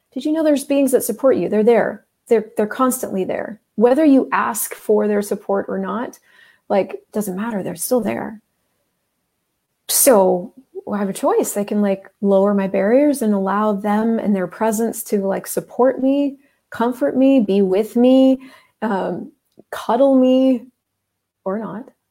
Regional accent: United States; I grew up in the United States

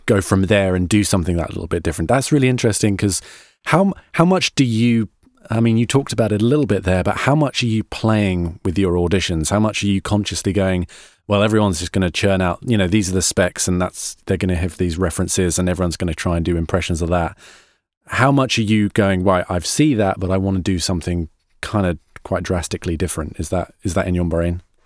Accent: United Kingdom; I'm a Brit

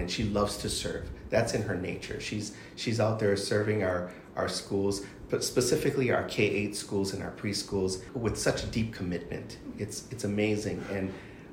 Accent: Kauai, Hawaii, United States; also born or lived in Hilo, Hawaii / Arizona; now in Oahu, United States; I was born on Kauai, and most of my family members are there on Kauai

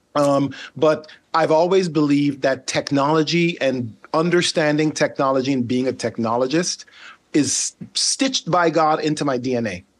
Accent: Sint Maarten; accent: Caribbean; first language Dutch; English is a second language; also born or lived in Netherlands / Charlotte, United States; now in United States; The one that I grew up on is called Saint Martin

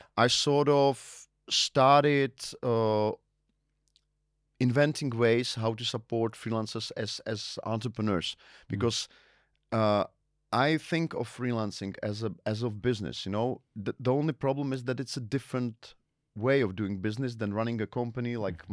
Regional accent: Ostrava, Moravian-Silesian Region, Czechia; English is a second language; also born or lived in Las Palmas de Gran Canaria, Spain; I was born in Ostrava

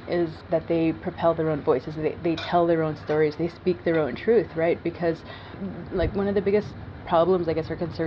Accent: Peawanuck, Ontario, Canada; I come from Weenisk First Nation, which is a very small reserve on the Hudson Bay coast in northern Ontario. Is the second northernmost community, and there are only 250 people there. Or should I say, we are 250 strong. And it was a strange place growing up

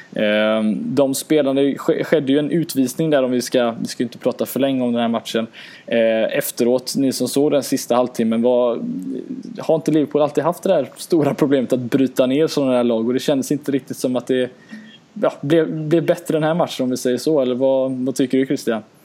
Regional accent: Gothenburg, Västra Götaland, Sweden; Göteborg, min hemstad

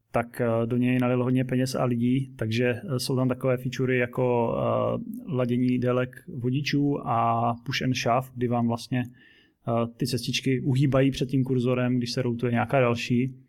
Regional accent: Zlín, Zlín Region, Czechia; jsem úplně z opačného skoro konce republiky ze Zlína

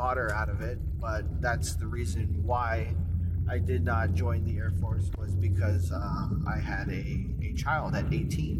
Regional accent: Kaneohe, Hawaii, United States; moved away as an adult; also born or lived in Waimanalo, Hawaii; I was born in Hawaii, lived in a town called Kaneohe for the majority of my childhood, and then towards my teenage years, we moved to Waimanalo.

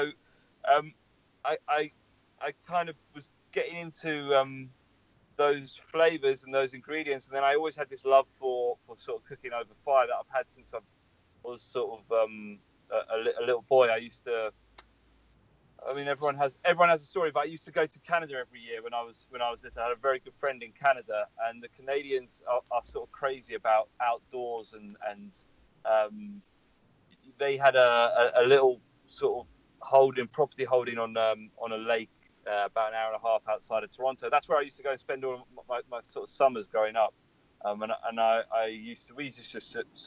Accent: London, United Kingdom; I'm from London, born and raised.

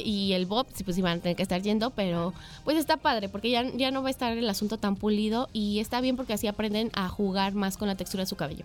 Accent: Mexico; nosotros como sociedad mexicana somos, nos gusta exagerar en las fiestas

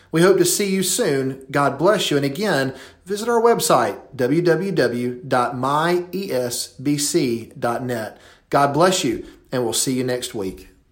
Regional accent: United States; as an American

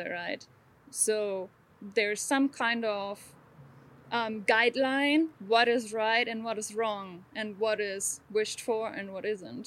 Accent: Germany; moved away; I grew up in Germany

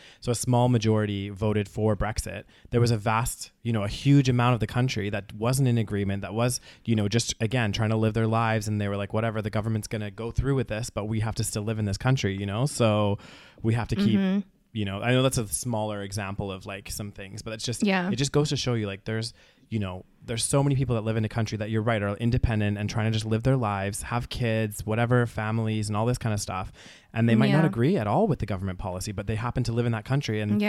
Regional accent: Calgary, Alberta, Canada; from Calgary, especially like a very kind of, you know, nice sheltered little city, you know, that's, you know, all of these things.

